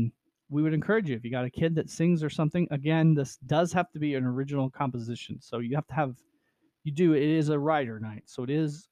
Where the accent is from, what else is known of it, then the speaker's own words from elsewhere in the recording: United States; my hometown of Nevada